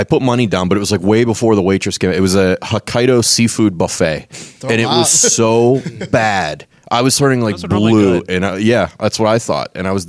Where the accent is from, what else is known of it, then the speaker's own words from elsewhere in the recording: Monroeville, United States; They opened one up in the town over next to us when we were growing up in Monroeville.